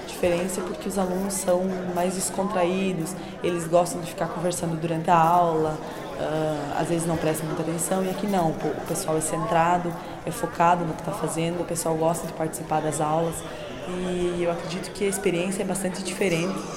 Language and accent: Portuguese; Rio Grande do Sul, Brazil; moved away as an adult; now in Porto, Portugal; sou do Brasil, especificamente do Rio Grande do Sul, e estou aqui em Porto, em Portugal, realizando o meu intercâmbio de seis meses